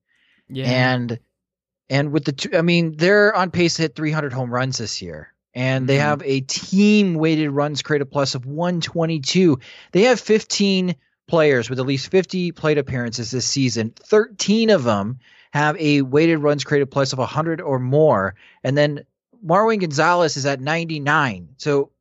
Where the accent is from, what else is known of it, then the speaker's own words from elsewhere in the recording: Wisconsin, United States; now in Chicago, United States; because I grew up mostly in Wisconsin, sometimes the Scotty comes out in my accent, even though I try to disguise it. But I do not sound like someone who grew up in Chicago.